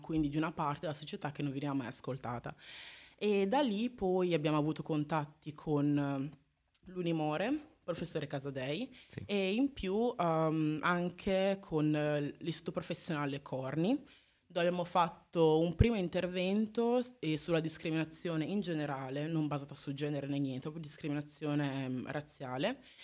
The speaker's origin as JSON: {"language": "Italian", "country": "Italy", "tie": "born or raised there", "said": "dopo vent'anni qua in Italia, nata e cresciuta in Italia"}